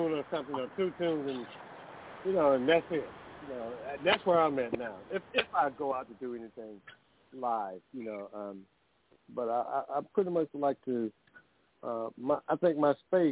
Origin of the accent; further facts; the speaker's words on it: Clinton, Georgia, United States; also born or lived in Macon, Georgia; now in Atlanta, United States; Clinton, Georgia. That's where I'm originally from, down south. And I came up from Macon